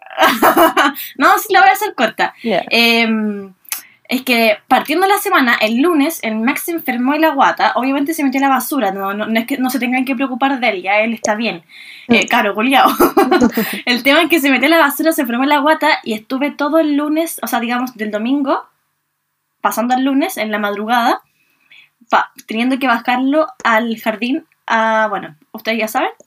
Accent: Viña del Mar, Valparaíso, Chile; nosotras que somos de Viña

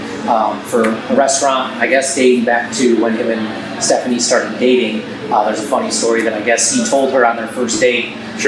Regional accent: Rochester, New York, United States; moved away as an adult; now in Norfolk, United States; Him and I grew up together in Western New York, right outside of Rochester. Literally, we went to preschool together.

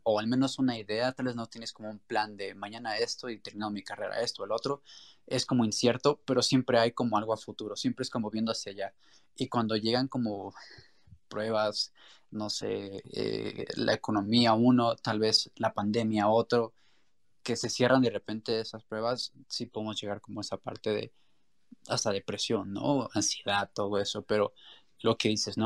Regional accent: Mexico; en nuestra cultura también mexicana

